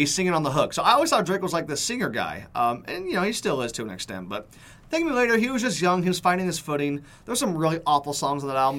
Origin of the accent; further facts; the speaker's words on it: London, United Kingdom; I'm from London.